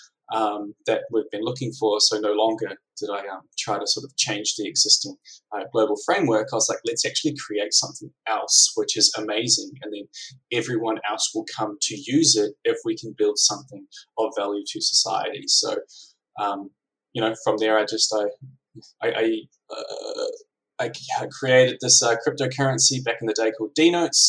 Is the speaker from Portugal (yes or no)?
no; New Zealand; now in Melbourne, Australia; I'm from New Zealand. I live in Melbourne